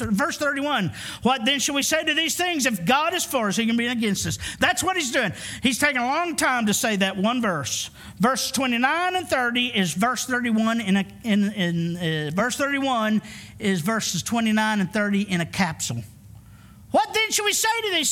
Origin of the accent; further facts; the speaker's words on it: Arkansas, United States; I'm from Arkansas, the Bible Belt.